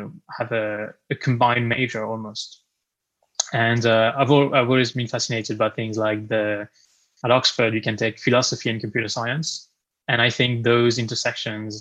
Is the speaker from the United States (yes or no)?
no; France; moved away as an adult; now in United Kingdom; I was born and raised in France, and actually moved to the UK 8 years ago